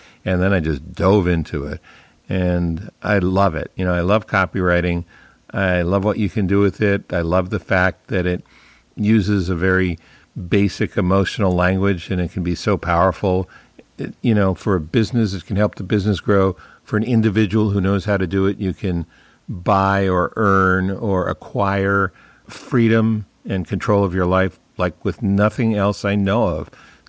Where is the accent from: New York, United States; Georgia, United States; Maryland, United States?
Maryland, United States; moved away as an adult; also born or lived in Michigan; now in San Francisco, United States; I grew up in Maryland